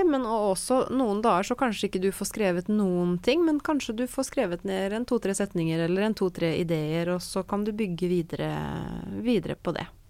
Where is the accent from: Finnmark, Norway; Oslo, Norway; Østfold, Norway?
Østfold, Norway; Fredrikstad; also born or lived in Trondheim; jeg bodde hjemme i Fredrikstad